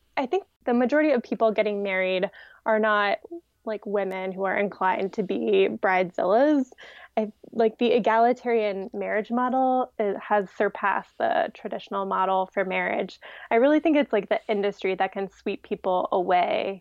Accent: Ohio, United States; also born or lived in Colorado / Washington, D.C.; now in Virginia, United States; I'm from Ohio

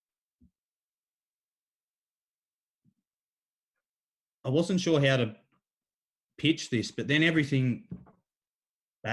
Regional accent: Kincumber, New South Wales, Australia; also born or lived in Warwick Farm, Sydney; I'd come back to my hometown, Kincumber

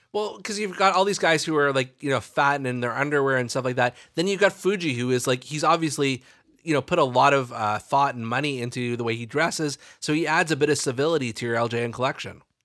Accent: Canada; growing up in Canada

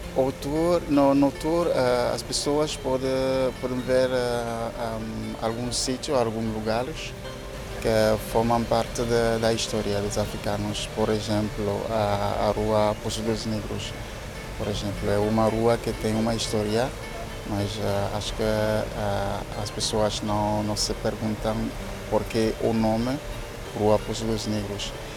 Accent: Togo; Portuguese is a second language; moved away as an adult; also born or lived in Seville, Spain / Germany; now in Lisbon, Portugal; sou de Togo

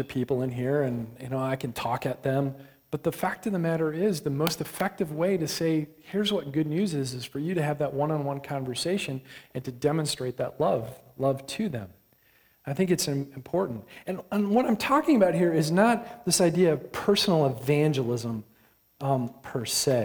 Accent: Michigan, United States; I grew up in Michigan

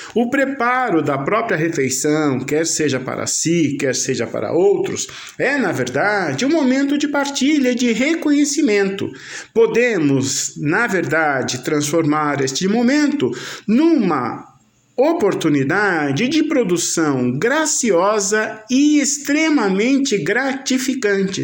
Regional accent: Brazil; nossa identidade como brasileiros

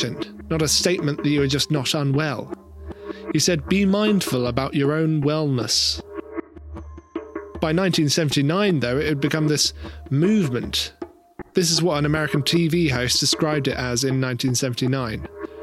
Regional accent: rural England, United Kingdom; moved away; In my hometown in rural England, where my parents still live

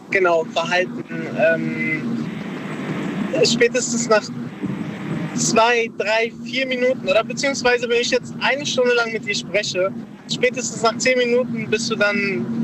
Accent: Darmstadt, Hesse, Germany; Ich komme aus Darmstadt.

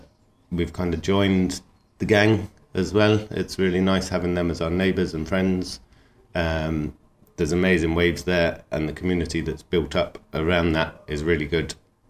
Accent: Cambridge, East of England, United Kingdom; also born or lived in Devon; now in Ireland; I was born near Cambridge and then I grew up there for a while and then down into Devon. And then I've lived all around the world and I arrived in Ireland about 8 years ago on a whim

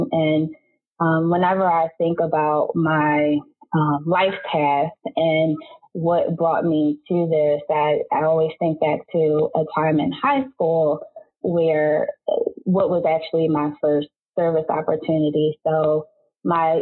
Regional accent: Philadelphia, Pennsylvania, United States; moved away as an adult; also born or lived in Delaware; I am originally from Philadelphia, Pennsylvania

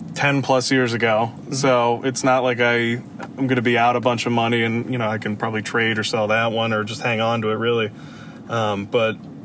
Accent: Pennsylvania, United States; I'm not from Georgia. I'm from Pennsylvania

